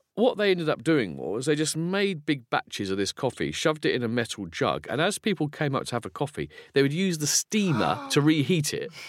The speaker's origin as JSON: {"language": "English", "town": "Folkestone", "region": "South East England", "country": "United Kingdom", "tie": "born or raised there", "said": "I grew up in Folkestone in Kent, which is a seaside resort."}